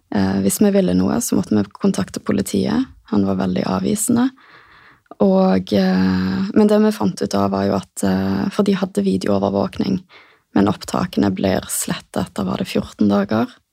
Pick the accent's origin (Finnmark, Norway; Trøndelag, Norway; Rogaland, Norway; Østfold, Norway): Rogaland, Norway; Stavanger; moved away as an adult; Flytta tilbake til Stavanger, som er hjembyen min